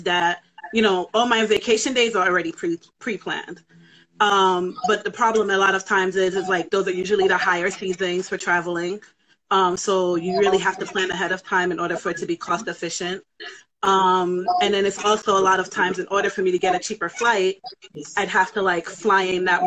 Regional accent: New York City, New York, United States; born and raised Bronx

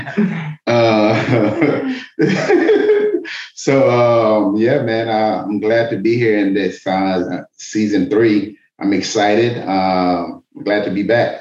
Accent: Miami, Florida, United States; moved away as an adult; also born or lived in Atlanta; I moved back to Miami from Atlanta. I'm from Miami.

